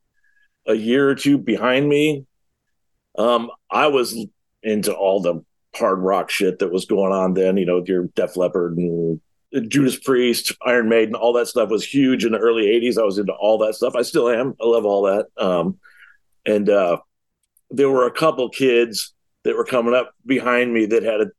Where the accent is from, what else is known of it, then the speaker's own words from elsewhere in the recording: West Palm Beach, Florida, United States; also born or lived in Ohio; I moved to West Palm Beach in 75, I think, a little kid, and spent 30 some odd years in Florida from there.